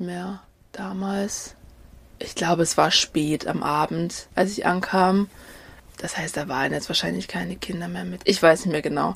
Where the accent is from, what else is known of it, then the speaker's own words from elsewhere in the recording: Dresden, Saxony, Germany; ich bin ähm, in Deutschland geboren, äh, genauer gesagt in Dresden